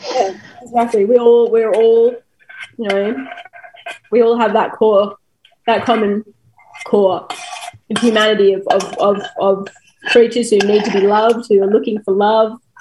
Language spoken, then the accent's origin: English; Australia